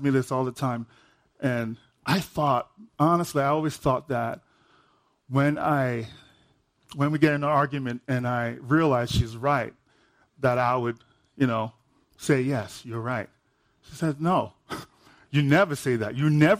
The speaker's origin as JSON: {"language": "English", "country": "Nigeria", "said": "I'm Nigerian."}